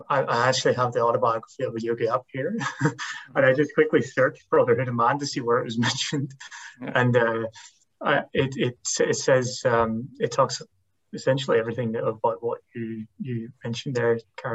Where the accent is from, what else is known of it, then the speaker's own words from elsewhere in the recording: Northern Ireland, United Kingdom; Coming from a Northern Irish Protestant Catholic background